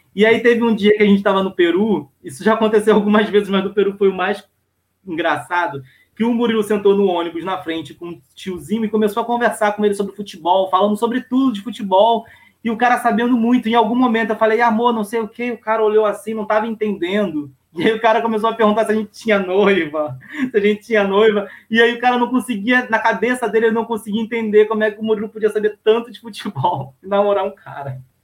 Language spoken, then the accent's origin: Portuguese; Baixada Fluminense, Rio de Janeiro, Brazil; Eu sou da Baixada Fluminense